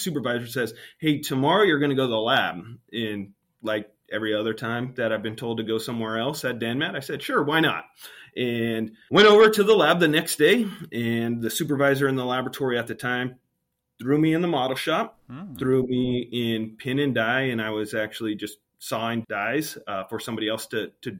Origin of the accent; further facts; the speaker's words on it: Santa Maria, California, United States; I was born and raised in Santa Maria, California